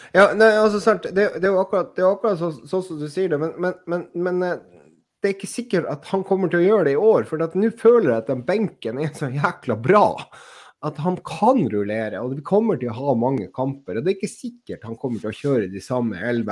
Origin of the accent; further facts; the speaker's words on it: Finnmark, Norway; vi finnmarkinger som har, som har lært opp sunnmøringene til å være økonomisk